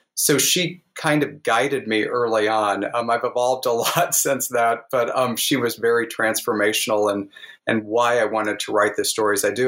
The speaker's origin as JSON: {"language": "English", "region": "the Ozarks", "country": "United States", "tie": "born or raised there", "said": "growing up in the Ozarks"}